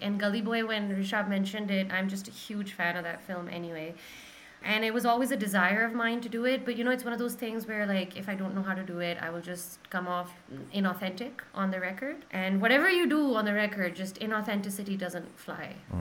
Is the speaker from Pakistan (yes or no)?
yes; Pakistan; also born or lived in Malaysia; I'm still Pakistani